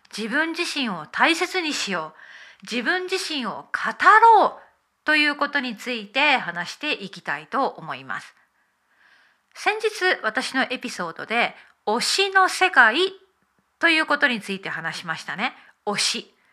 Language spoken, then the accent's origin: Japanese; Okayama, Japan; now in United Kingdom; 日本の岡山小さな田舎で生まれました。